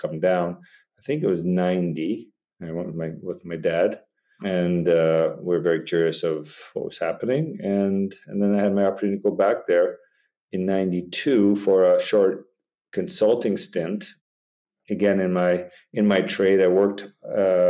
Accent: Tillsonburg, Ontario, Canada; moved away as an adult; also born or lived in France; now in Badacsony, Hungary; I was born in Canada and like Mark, of Hungarian descent. My grandparents came in the late 20s, early 30s, and settled in Canada, and that's where I grew up

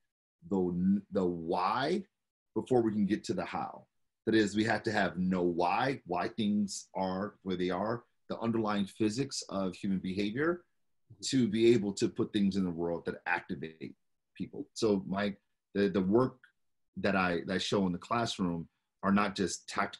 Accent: Detroit, Michigan, United States; born and raised in Detroit

